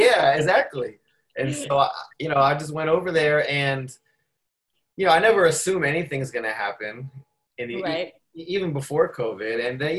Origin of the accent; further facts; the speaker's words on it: Prince George's County, Maryland, United States; So they probably should have checked me, but they probably wouldn't think that I'm from Prince George's County, so they wouldn't have.